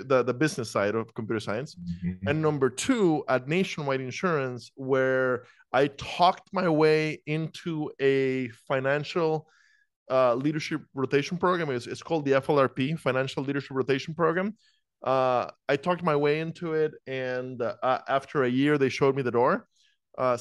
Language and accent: English; Costa Rica; moved away as an adult; also born or lived in Iowa, United States; I'm from Costa Rica originally